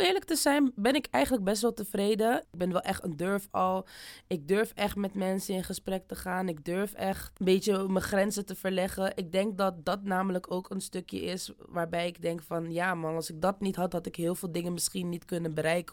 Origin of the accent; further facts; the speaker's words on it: Rotterdam, South Holland, Netherlands; ik kom uit Rotterdam